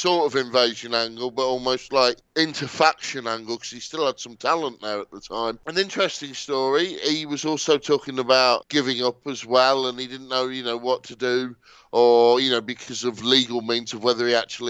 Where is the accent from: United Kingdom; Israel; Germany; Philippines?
United Kingdom; as a British wrestling fan